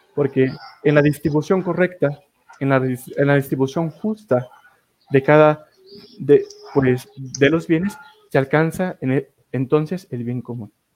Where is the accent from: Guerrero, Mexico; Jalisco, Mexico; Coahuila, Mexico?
Jalisco, Mexico; Tepatitlán de Morelos; desde mi tierra natal, Tepatitlán de Morelos, Jalisco